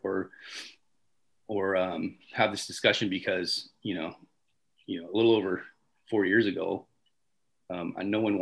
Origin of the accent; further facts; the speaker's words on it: Riverside, California, United States; I was born in Riverside, California